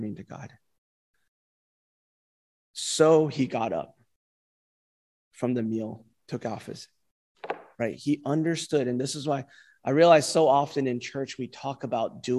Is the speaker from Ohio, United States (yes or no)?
no; California, United States; moved away; California, my home state